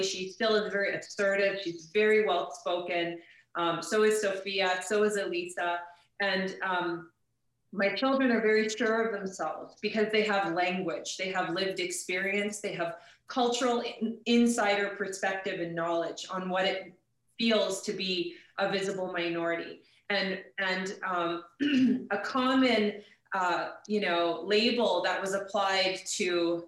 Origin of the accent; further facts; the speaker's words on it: St. Albert, Alberta, Canada; I grew up in St. Albert